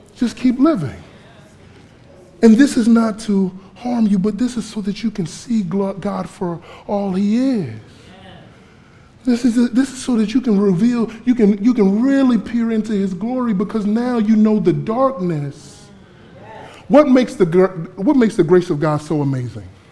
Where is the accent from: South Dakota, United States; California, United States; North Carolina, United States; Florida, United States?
Florida, United States; moved away as an adult; also born or lived in Fort Myers, Florida; now in Camden, United States; I grew up in Florida